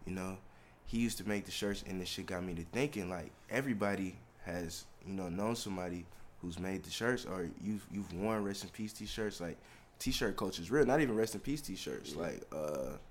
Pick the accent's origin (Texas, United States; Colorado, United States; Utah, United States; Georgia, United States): Georgia, United States; Decatur; also born or lived in Washington, D.C.; now in New York City, United States; I'm from Decatur